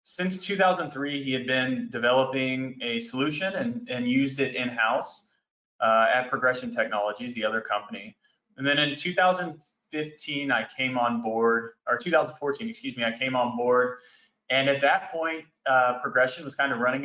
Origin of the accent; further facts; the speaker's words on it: Greensboro, North Carolina, United States; also born or lived in Arkansas; now in Dallas, United States; I was born in Greensboro, North Carolina, and I currently live here in Dallas